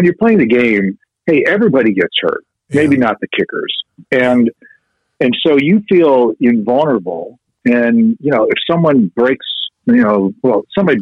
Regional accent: Chicago, Illinois, United States; I'm from Chicago

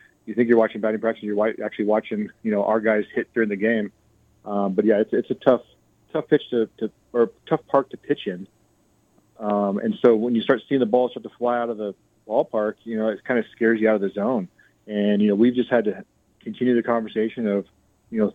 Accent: Olympia, Washington, United States; moved away as an adult; now in El Paso, United States; I'm from Olympia, Washington, which is about 30 minutes south of Tacoma. So it's pretty much home

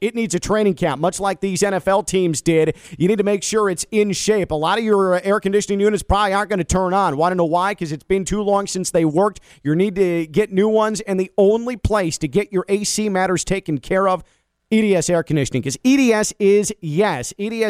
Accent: Chicago, Illinois, United States; despite my Chicago upbringing

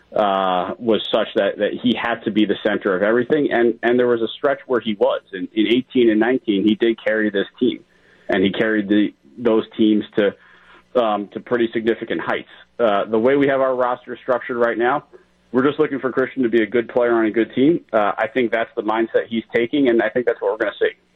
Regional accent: New York, United States; moved away; I grew up in New York

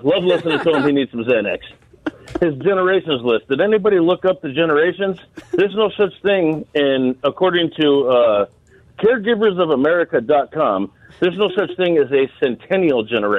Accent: Denver, Colorado, United States; now in Northwest Indiana, United States; I'm a Denver fan by heart. I was born and raised in Denver.

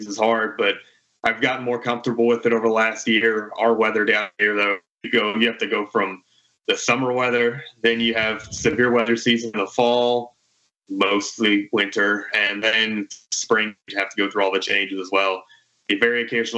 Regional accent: Florida Keys, United States; moved away as an adult; I'm originally from the Florida Keys

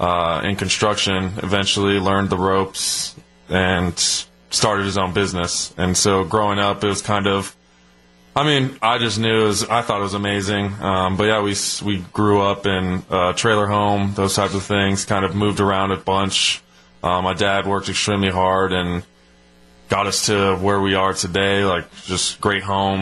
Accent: Arizona, United States; Oh, it was crazy. My parents met when I think my dad played Pop Warner with my mom, was a cheerleader for him.

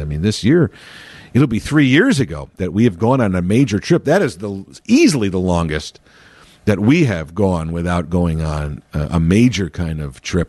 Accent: Chicago, Illinois, United States; born and raised in Chicago

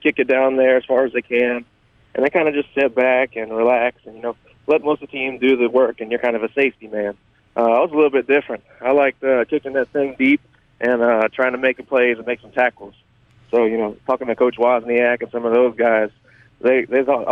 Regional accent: Louisiana, United States; my home team, my home state.

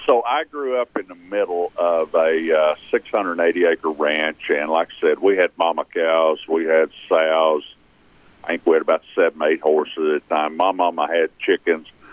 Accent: Claremore, Oklahoma, United States; also born or lived in Pryor, Oklahoma; I was born in one county over in Pryor, Oklahoma. We moved to an 80-acre farm in Rogers County outside of Claremore whenever I was 3 months old. And other than my time in service and a little bit of work thing, I've always been right here

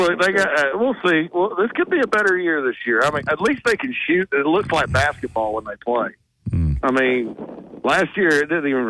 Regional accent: the South, United States; moved away as an adult; also born or lived in Nashville; now in Illinois, United States; I'm from the South.

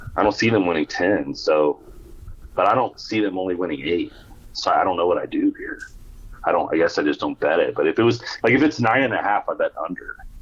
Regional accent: Houston, Texas, United States; I'm born and raised in Houston, and I support the local team

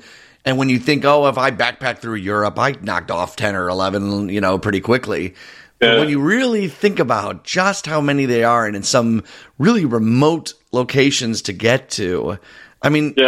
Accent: United States; as an American traveling

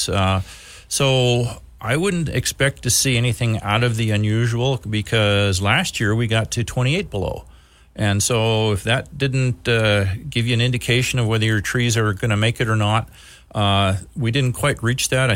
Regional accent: Wisconsin, United States; now in Missoula, United States; Where I grew up in Wisconsin

